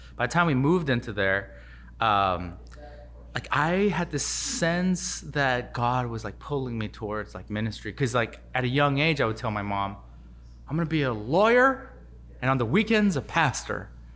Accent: Los Angeles, California, United States; born in Los Angeles. Uh, been here my whole life, from elementary school all the way to U C L

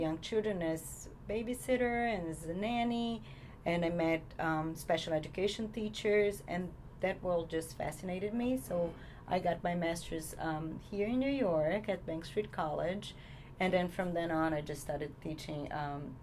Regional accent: Brazil; English is a second language; moved away as an adult; now in United States; I'm originally from Brazil

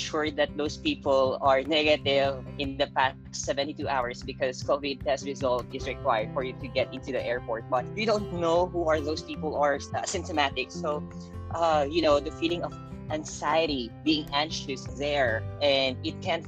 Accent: Philippines; moved away as an adult; I came from the Philippines

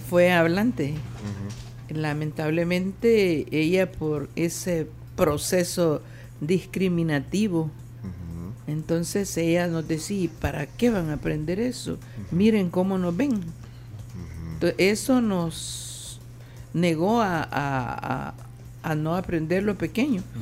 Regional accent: Izalco, Sonsonate, El Salvador; Pero fuera de Santo Domingo, como por ejemplo en mi pueblo Izalco

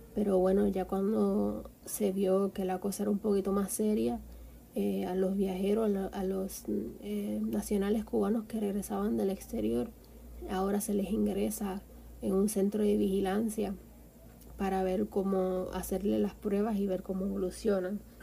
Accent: Guánica, Puerto Rico; moved away as an adult; now in Havana, Cuba; soy del barrio La Luna en Guánica

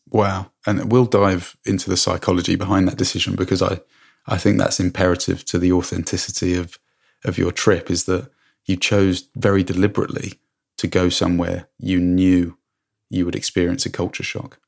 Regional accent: England, United Kingdom; moved away as an adult; also born or lived in Hong Kong; now in Canada; When I came home from Hong Kong, it was never my plan to stay in England.

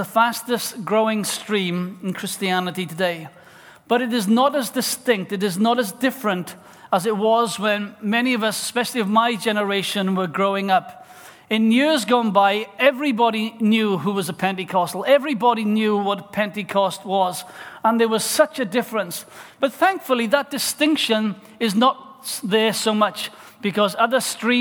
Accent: South Wales, United Kingdom; Growing up in South Wales

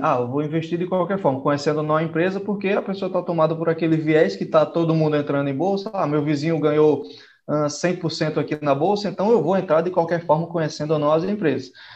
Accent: Northeast Region, Brazil; sou lá do Nordeste

